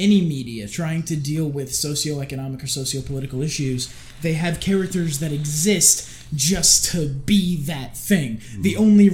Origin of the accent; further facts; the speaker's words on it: United States; me being an American